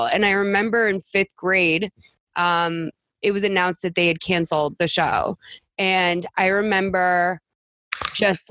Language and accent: English; Massachusetts, United States; I'm from Massachusetts